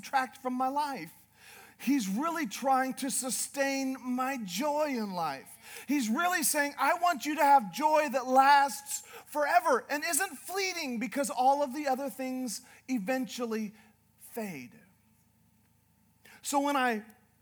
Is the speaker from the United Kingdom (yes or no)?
no; Northern Canada, Canada; now in Idaho, United States; I'm from Canada. I'm from Northern Canada.